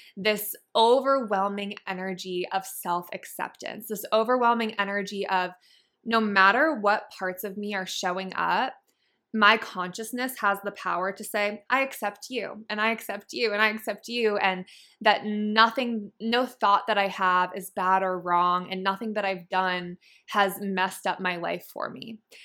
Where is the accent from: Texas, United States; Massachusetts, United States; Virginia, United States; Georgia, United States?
Massachusetts, United States; now in San Diego, United States; I grew up in Massachusetts in a really small town